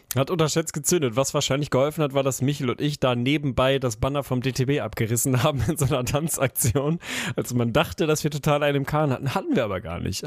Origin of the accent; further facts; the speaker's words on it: Lüneburg, Lower Saxony, Germany; Lüneburg, unsere, meine Heimat und die Heide